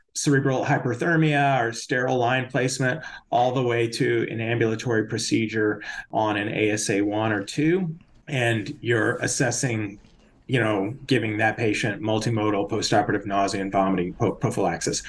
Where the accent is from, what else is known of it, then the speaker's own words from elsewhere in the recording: Austin, Texas, United States; moved away; I grew up in Austin